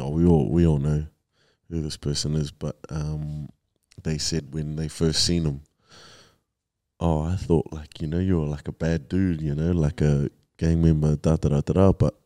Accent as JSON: {"language": "English", "town": "Kaitaia", "region": "Northland", "country": "New Zealand", "moved": "yes", "lives_now": "Auckland, New Zealand", "said": "Up north, Kaitaia, or Fraitaia, yeah."}